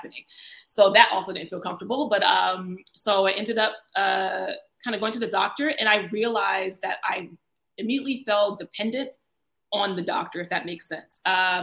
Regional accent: Virginia, United States; moved away as an adult; also born or lived in South Carolina / North Carolina / Washington, D.C.; now in Abu Dhabi, United Arab Emirates; So I'm originally from South Carolina, but also grew up in Virginia.

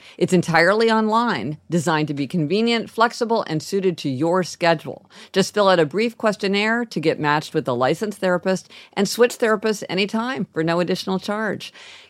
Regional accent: Midwest, United States; now in Los Angeles, United States; We grew up in the Midwest, so we were part of that whole thing of people getting their license on the day they turned 16.

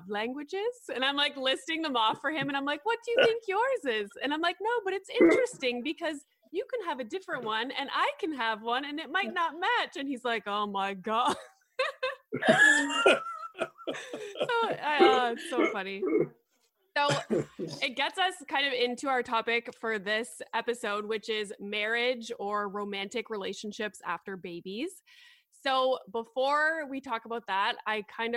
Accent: Canada; being Canadian

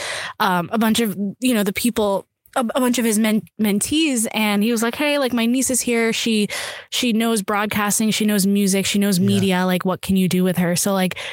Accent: Long Island, New York, United States; first language Urdu; English is a second language; at this point I'm from Long Island

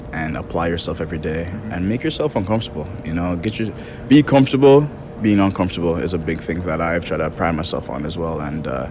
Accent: Canada; as a Canadian international, as a Canadian player

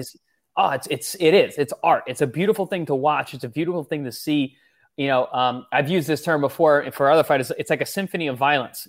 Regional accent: Long Island, New York, United States; I'm from New York

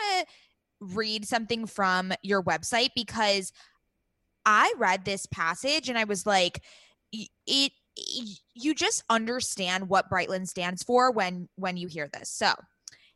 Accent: Southern California, United States; we're big California girls because we were born and raised in Southern California and we live here

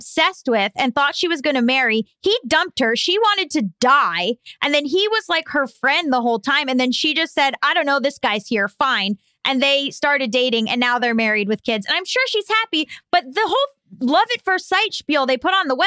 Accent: Florida, United States; I was sadly from Florida

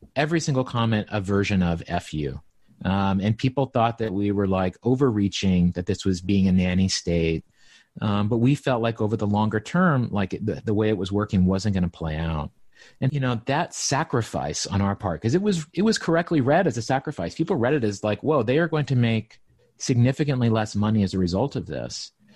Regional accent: Appalachia, Southwest Virginia, United States; moved away; I grew up in Southwest Virginia, in Appalachia, so, like, in the mountains

